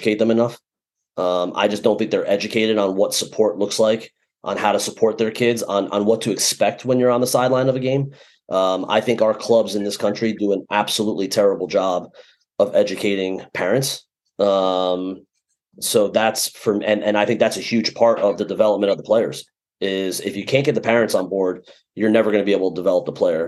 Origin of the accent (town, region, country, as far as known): United States